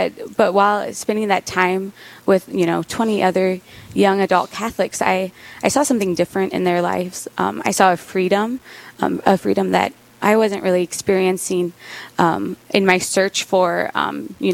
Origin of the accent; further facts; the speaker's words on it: Nebraska, United States; moved away as an adult; also born or lived in Kearney, Nebraska; now in Rapid City, United States; I'm originally from Nebraska, went to school down in the University of Nebraska, Kearney, Nebraska